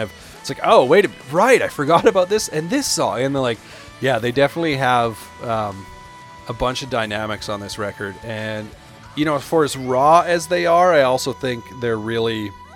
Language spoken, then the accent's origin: English; Canada; I'm from Canada